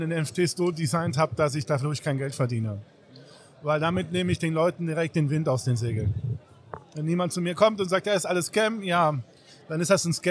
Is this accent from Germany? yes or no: no; Seville, Andalusia, Spain; German is a second language; Ich bin aus Andalusien, aus Sevilla.